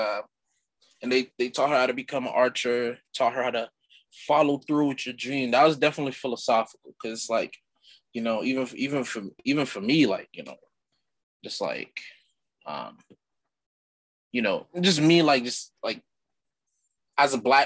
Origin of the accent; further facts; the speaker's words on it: Haiti; moved away; growing up Haitian. I mean, I was born in Haiti, so I'm cultured